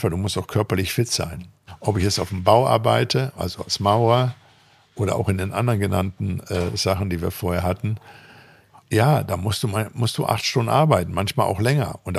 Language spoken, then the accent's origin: German; North Rhine-Westphalia, Germany; Erstmal machen, sagt man bei uns im Ruhrpott.